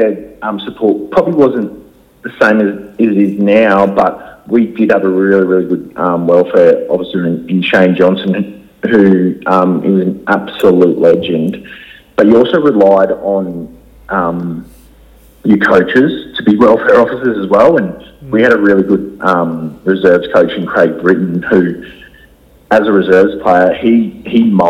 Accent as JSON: {"language": "English", "town": "Gold Coast", "region": "Queensland", "country": "Australia", "tie": "born or raised there", "also_born_or_lived": "Adelaide, South Australia", "said": "Growing up on the Gold Coast"}